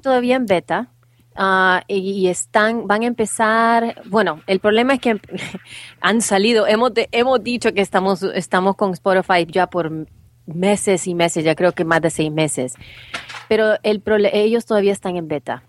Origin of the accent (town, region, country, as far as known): El Salvador; now in United States